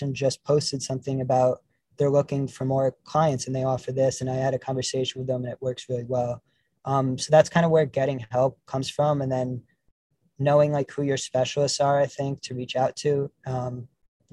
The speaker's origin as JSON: {"language": "English", "region": "New York", "country": "United States", "tie": "born or raised there", "said": "growing up in New York"}